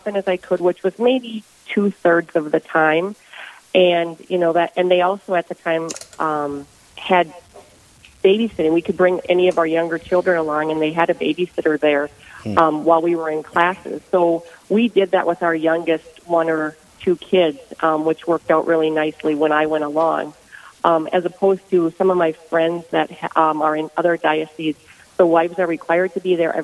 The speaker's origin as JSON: {"language": "English", "town": "Ortonville", "region": "Minnesota", "country": "United States", "said": "I am from Ortonville, Minnesota"}